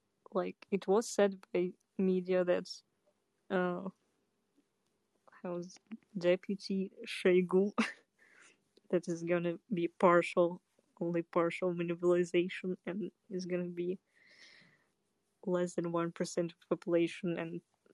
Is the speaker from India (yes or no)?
no; Kazakhstan; moved away; also born or lived in Russia; No, I was born in Kazakhstan, but I lived yeah, in Russia.